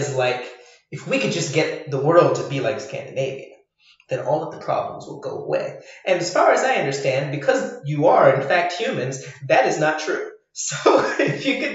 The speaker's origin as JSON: {"language": "English", "country": "Ireland", "also_born_or_lived": "France / Asia", "said": "as an Irish person"}